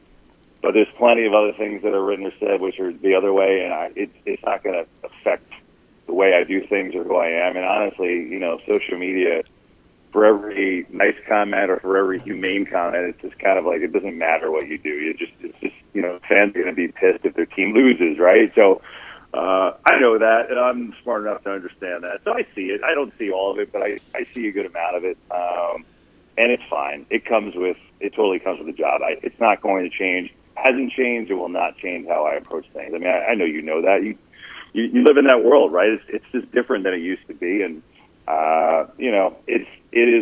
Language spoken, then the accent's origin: English; New Jersey, United States; I grew up in North Jersey